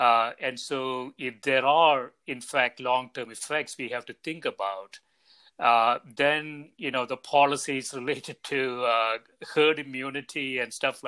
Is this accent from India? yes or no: yes; India; I grew up in India